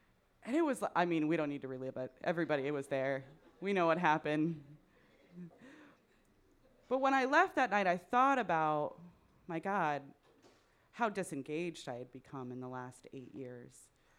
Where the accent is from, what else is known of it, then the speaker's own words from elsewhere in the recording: Midwest, United States; accent: Midwestern; Is my Midwestern accent too thick now for my Californian friends?